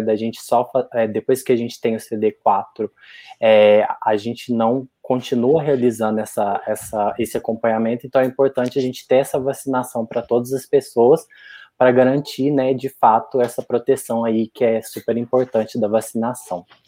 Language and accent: Portuguese; Santana do Jacaré, Minas Gerais, Brazil; moved away as an adult; also born or lived in Juiz de Fora; eu sou de uma cidade bem pequenininha do interior de Minas, né, Santana do Jacaré